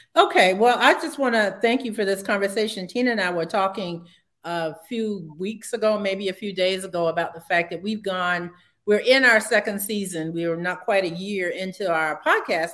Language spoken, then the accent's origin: English; Savannah, Georgia, United States; moved away as an adult; also born or lived in Providence, Rhode Island / Montgomery, Alabama; I came back to my hometown in Savannah